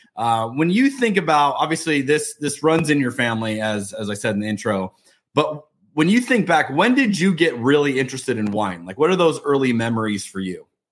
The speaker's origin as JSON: {"language": "English", "country": "United States", "said": "especially as an American"}